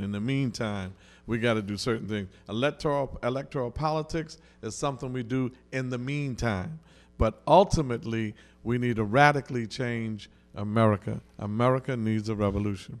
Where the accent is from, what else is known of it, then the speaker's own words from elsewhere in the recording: New York City, New York, United States; I grew up on the Lower East Side of Manhattan.